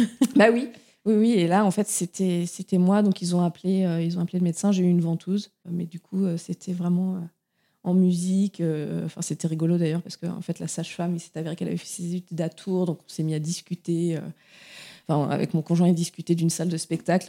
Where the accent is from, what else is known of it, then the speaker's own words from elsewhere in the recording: Touraine, Centre-Val de Loire, France; moved away as an adult; now in Brittany, France; je viens euh, de Touraine, mais j'habite depuis six ans en Bretagne